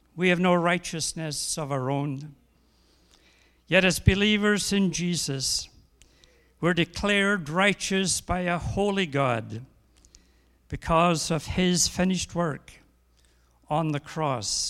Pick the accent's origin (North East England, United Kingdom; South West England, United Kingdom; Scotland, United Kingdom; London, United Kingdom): Scotland, United Kingdom; I'm a Scotsman